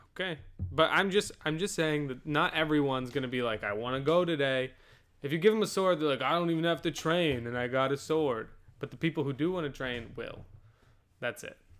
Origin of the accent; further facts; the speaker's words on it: United States; We're American.